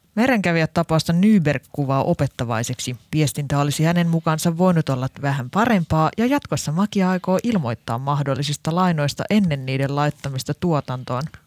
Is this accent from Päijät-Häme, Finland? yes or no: yes; Lahti, Päijät-Häme, Finland; mä en ole edes Helsingistä, mä oon Lahdesta